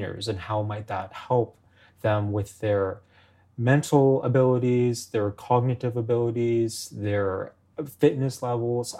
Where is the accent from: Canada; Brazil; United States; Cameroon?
Canada; Toronto, Ontario; I'm from Toronto. I grew up in Toronto